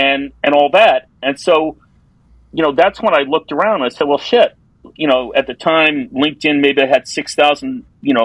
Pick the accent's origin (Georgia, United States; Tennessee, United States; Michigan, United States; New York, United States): New York, United States; I grew up in New York